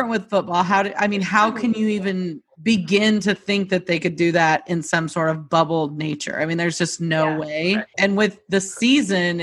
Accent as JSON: {"language": "English", "region": "Texas", "country": "United States", "tie": "born or raised there", "said": "I grew up in Texas"}